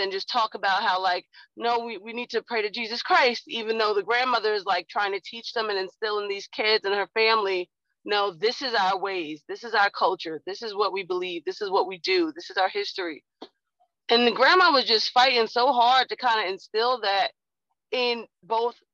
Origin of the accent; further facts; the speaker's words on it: United States; I am an African-American woman